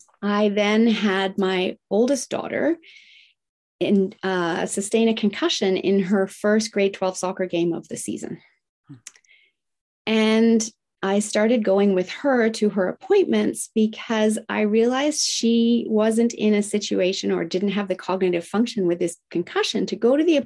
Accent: Tokyo, Japan; English is a second language; I was raised in Tokyo, Japan in the 1970s, in the height of manufacturing plants spewing out toxins. Now, I loved growing up in Japan.

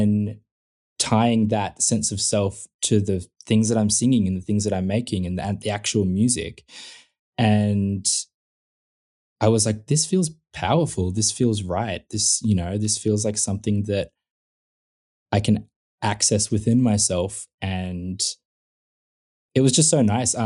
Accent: Melbourne, Victoria, Australia; in, like, the southeastern suburbs of Melbourne, it's kind of just like, yeah, just, it was just suburbia

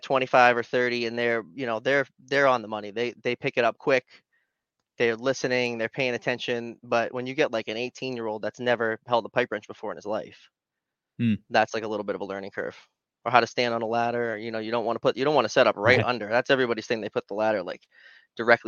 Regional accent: Leominster, Massachusetts, United States; I went to Leominster High School

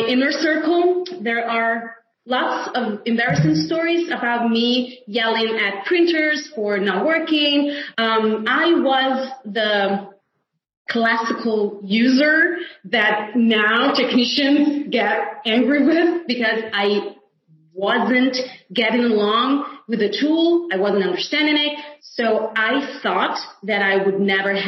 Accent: Italy; home is Italy, which is my homeland

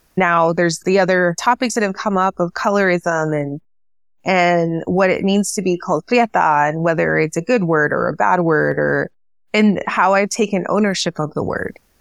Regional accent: El Paso, Texas, United States

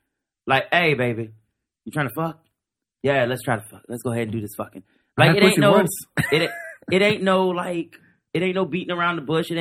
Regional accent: New Orleans, Louisiana, United States; growing up in New Orleans

